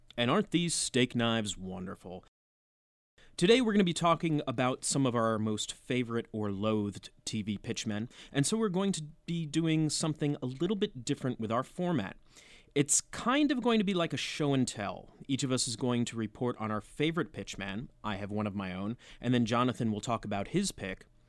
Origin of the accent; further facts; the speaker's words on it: Union County, New Jersey, United States; born and raised in Union County, New Jersey